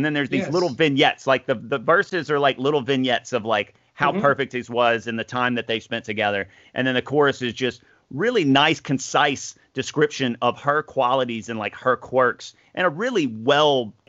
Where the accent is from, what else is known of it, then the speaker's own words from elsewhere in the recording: the South, United States; us growing up in the South